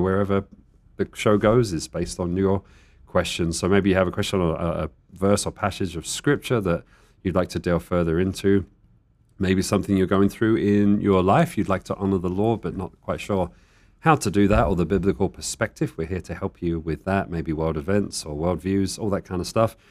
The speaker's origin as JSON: {"language": "English", "country": "United Kingdom", "moved": "yes", "lives_now": "Tucson, United States", "said": "I'm the British person"}